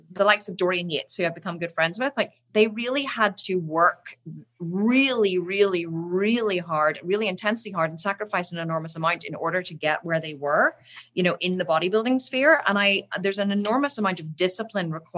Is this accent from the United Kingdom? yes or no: yes; Islandmagee, Northern Ireland, United Kingdom; now in Belfast, United Kingdom; I grew up in a little, tiny little village called Island Magee, which is in the north of Ireland